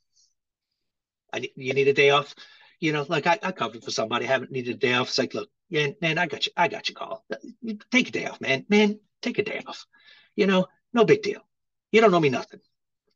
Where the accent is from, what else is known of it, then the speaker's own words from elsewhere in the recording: Rhode Island, United States; moved away as an adult; also born or lived in Hawaii; I grew up in Rhode Island, which is the ocean state. I grew up on the water